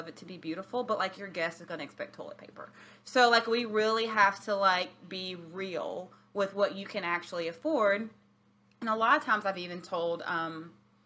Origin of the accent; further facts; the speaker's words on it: Alabama, United States; now in Virginia Beach, United States; I'm from Alabama